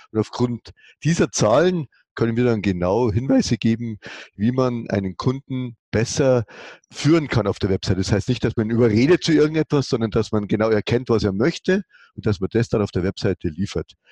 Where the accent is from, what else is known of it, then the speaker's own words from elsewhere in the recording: Bavaria, Germany; wie man hört. Ich bin aus der Nähe von München